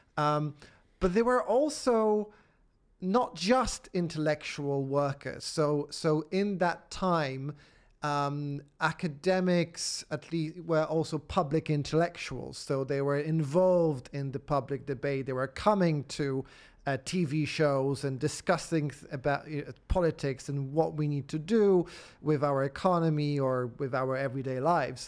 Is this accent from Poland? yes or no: yes; Poland; moved away as an adult; also born or lived in Oxford, United Kingdom / Edinburgh, United Kingdom; now in United Kingdom; I grew up in Poland at a, at a, at a point of transition.